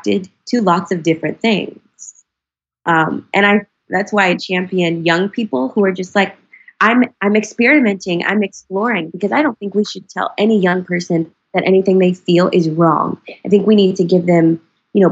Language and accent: English; North Carolina, United States; moved away; I'm from North Carolina